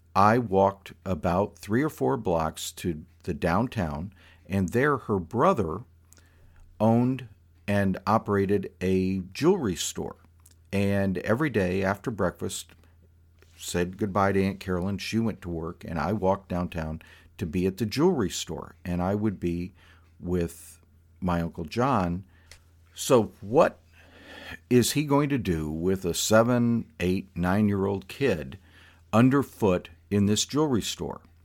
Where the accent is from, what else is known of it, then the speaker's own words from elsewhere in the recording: South Florida, United States; this kid growing up in South Florida who had never ridden horses